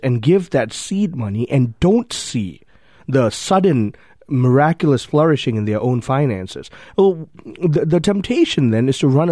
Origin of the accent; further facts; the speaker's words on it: Malaysia; I grew up in Malaysia.